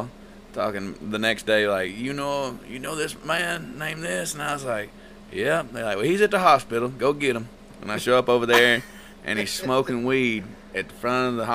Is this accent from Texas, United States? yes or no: yes; Linden, Texas, United States; growing up in Linden, you know, back in the day